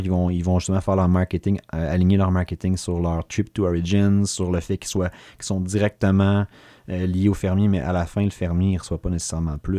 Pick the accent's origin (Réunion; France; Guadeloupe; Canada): Canada; Sherbrooke, Quebec; je suis de l'Est, mais l'Est plus. Euh, la paroisse Marie-Reine